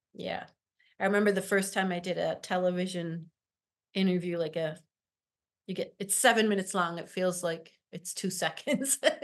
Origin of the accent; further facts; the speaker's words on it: Syracuse, New York, United States; I am from Syracuse, been, uh, born right up the street in the hospital here, and have worked in the central New York area my whole life